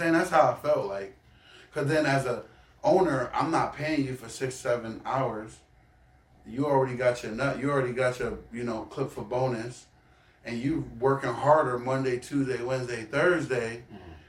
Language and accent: English; Baltimore, Maryland, United States; moved away; growing up in Baltimore